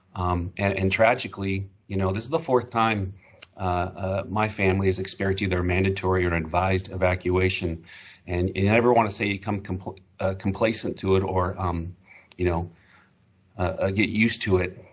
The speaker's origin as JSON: {"language": "English", "area": "Humboldt County", "region": "California", "country": "United States", "tie": "born or raised there", "said": "I grew up in Humboldt County"}